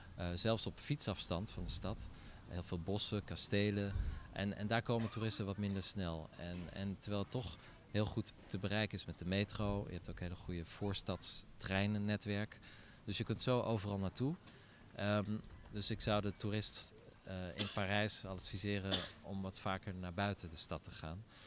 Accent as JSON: {"language": "Dutch", "town": "Middelburg", "region": "Zeeland", "country": "Netherlands", "moved": "yes", "lives_now": "Paris, France", "said": "Ik kom uit Middelburg, dus dat is eigenlijk niet zo ver hier vandaan"}